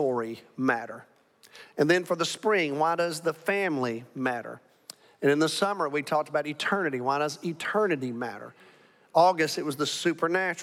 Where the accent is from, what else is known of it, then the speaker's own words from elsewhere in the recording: Alabama, United States; now in Arlington, United States; I'm from Alabama.